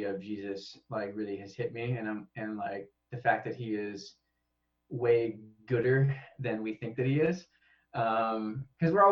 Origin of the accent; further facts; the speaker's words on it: West Michigan, United States; moved away as an adult; now in Japan; We're from West Michigan